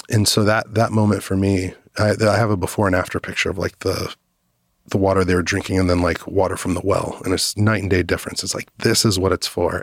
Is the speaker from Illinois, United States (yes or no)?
no; Dallas, Texas, United States; I grew up in Dallas, Fort Worth